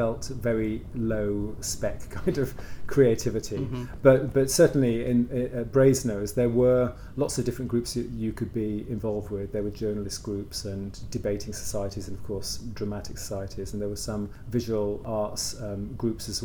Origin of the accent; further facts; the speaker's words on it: Worcestershire, West Midlands, United Kingdom; moved away as an adult; also born or lived in London; I was brought up in Worcestershire